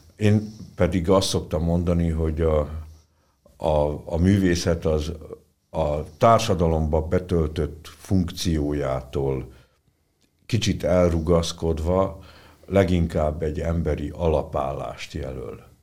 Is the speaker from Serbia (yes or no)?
yes; Senta, Vojvodina, Serbia; also born or lived in Budapest, Hungary; now in Szolnok, Hungary; Zentára is nyilván a szülővárosomra, mert hát ugye az a szülővárosom